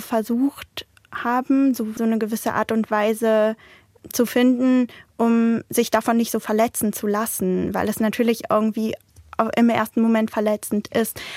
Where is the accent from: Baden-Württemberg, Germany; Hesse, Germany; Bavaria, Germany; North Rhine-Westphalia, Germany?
North Rhine-Westphalia, Germany; Münster; ich bin hier geboren, ich komme aus Münster, ich bin Münsteranerin